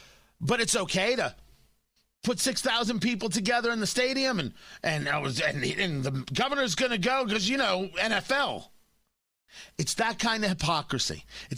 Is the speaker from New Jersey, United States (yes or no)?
yes; New Jersey, United States; I grew up in New Jersey. I know these things.